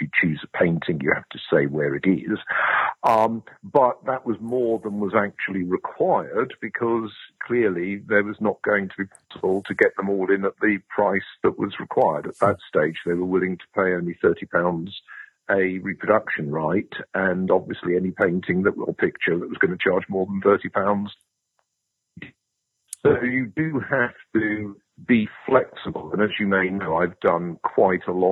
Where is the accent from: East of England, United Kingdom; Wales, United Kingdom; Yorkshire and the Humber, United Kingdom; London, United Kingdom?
London, United Kingdom; moved away as an adult; also born or lived in Durham / Newcastle / Exeter; I'm a Londoner